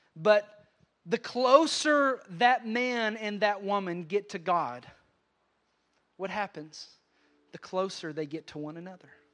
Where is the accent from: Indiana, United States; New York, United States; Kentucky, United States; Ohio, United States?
Kentucky, United States; Western; I grew up in Ken-, Western Kentucky around a lot of hunters